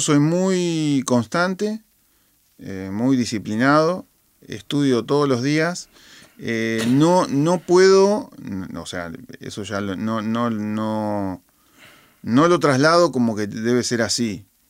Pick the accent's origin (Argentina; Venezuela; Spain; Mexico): Argentina; also born or lived in Boston; mi esencia como, como, como argentino